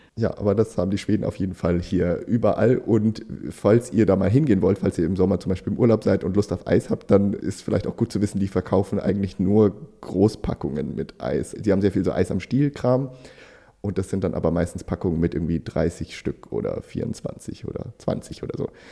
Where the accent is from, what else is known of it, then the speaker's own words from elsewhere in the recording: Germany; als Deutscher